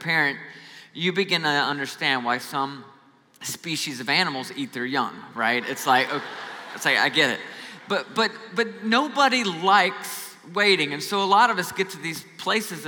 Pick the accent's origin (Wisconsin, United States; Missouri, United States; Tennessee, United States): Tennessee, United States; Nashville; I'm from Nashville, Tennessee.